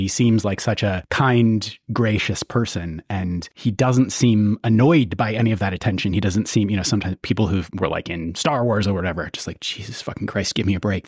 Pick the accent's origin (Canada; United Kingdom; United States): United States; I grew up in the States and started going to the U K when, you know, as a, a teenager